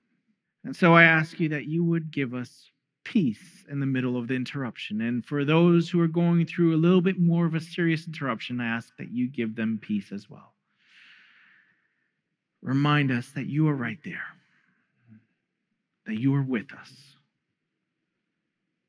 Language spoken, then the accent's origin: English; New York, United States; Growing up in New York